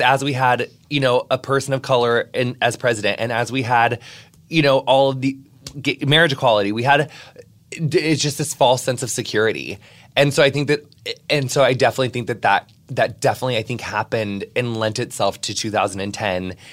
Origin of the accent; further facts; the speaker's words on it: Quincy, Illinois, United States; my hometown of Quincy, Illinois